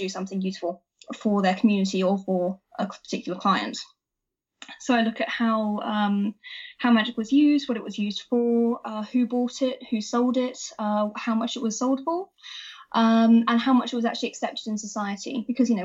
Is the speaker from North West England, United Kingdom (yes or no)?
no; Wiltshire, South West England, United Kingdom; I grew up in Wiltshire, which, as probably many people know, is a very wild and wacky place that has a lot of folklore attached to it.